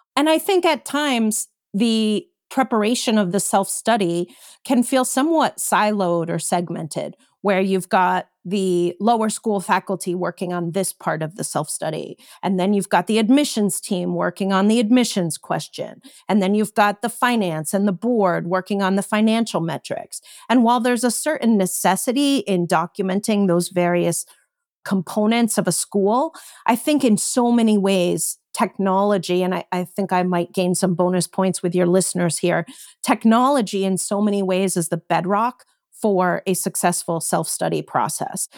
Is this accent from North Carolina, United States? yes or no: no; Connecticut, United States; I grew up in Connecticut